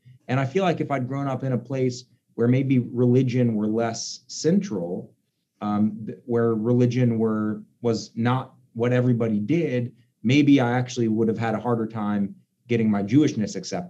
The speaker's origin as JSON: {"language": "English", "town": "Memphis", "region": "Tennessee", "country": "United States", "tie": "born or raised there", "said": "I had the experience of being in the Bible Belt, Memphis, you know, right smack dab in the middle."}